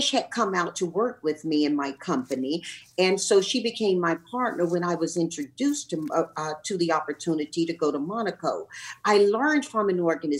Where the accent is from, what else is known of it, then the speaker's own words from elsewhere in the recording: Tarboro, North Carolina, United States; moved away as an adult; also born or lived in California; when I grew up in my hometown in Tarboro, North Carolina